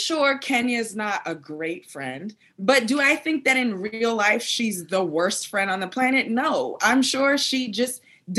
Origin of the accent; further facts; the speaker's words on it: New York City, New York, United States; moved away as an adult; now in Los Angeles, United States; But also, I should admit that I am a native New Yorker. I'm from Brooklyn.